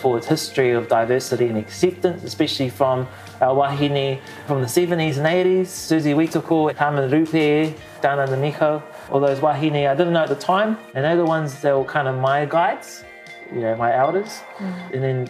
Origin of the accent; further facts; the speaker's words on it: Gisborne, New Zealand; In Gisborne, much as I love my hometown